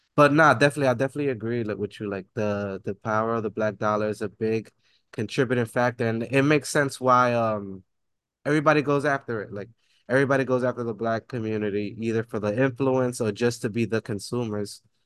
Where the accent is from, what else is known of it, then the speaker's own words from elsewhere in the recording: New York City, New York, United States; growing up in the Bronx, like, and working downtown